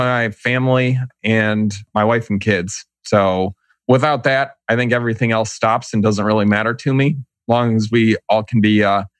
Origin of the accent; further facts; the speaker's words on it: Shaker Heights, Ohio, United States; accent: flat affect, Midwest; also born or lived in North Carolina; I am a Cleveland guy, so Cleveland, Ohio, and more properly, Shaker Heights.